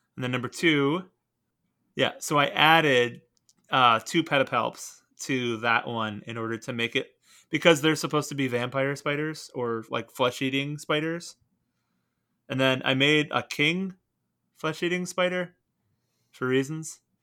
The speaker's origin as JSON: {"language": "English", "town": "Portland", "region": "Oregon", "country": "United States", "tie": "born or raised there", "said": "I was born out in Portland, Oregon"}